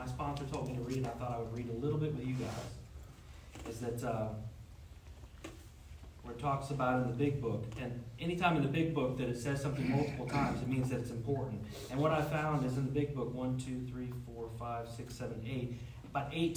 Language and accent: English; Jacksonville, Florida, United States; moved away; I'm originally from Jacksonville, Florida